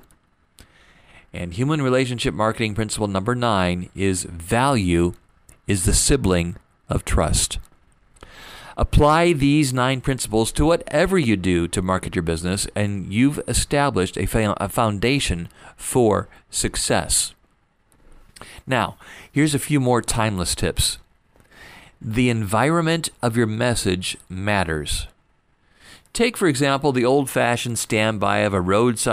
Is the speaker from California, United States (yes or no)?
no; Fort Wayne, Indiana, United States; moved away as an adult; also born or lived in Detroit, Michigan; I moved back to my hometown after my dad passed away